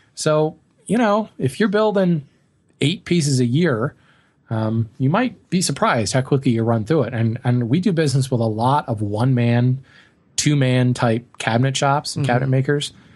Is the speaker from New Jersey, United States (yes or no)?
no; Colorado, United States; moved away; growing up in Colorado